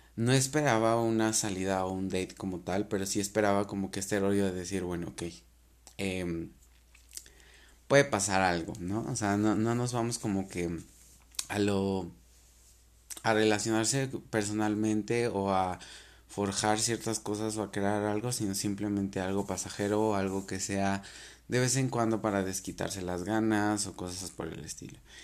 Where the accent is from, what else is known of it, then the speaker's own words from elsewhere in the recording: Mexico; tenemos la costumbre como cultura mexicana